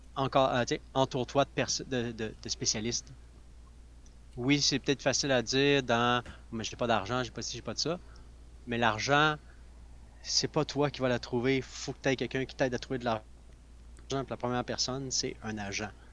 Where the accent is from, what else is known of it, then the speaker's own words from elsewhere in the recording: Sherbrooke, Quebec, Canada; je viens de Sherbrooke, l'Estrie